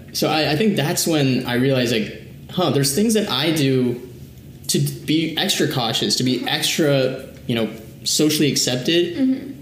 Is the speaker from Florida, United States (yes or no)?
no; Washington, District of Columbia, United States; also born or lived in Chennai, India / Kerala, India; I was born in Chennai, uh, raised in Kerala for a little bit, but then mostly raised in the DC area